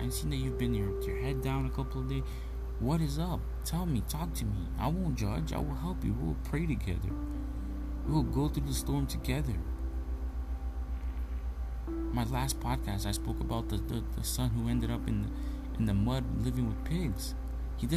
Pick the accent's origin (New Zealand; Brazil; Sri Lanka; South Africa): Brazil; moved away; my home country, Brazil